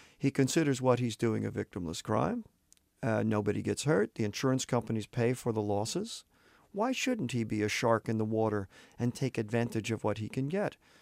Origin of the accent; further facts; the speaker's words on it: Santa Barbara, California, United States; my hometown, Santa Barbara